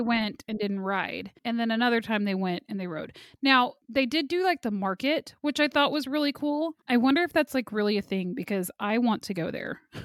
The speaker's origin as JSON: {"language": "English", "region": "Kansas", "country": "United States", "said": "I'm from Kansas."}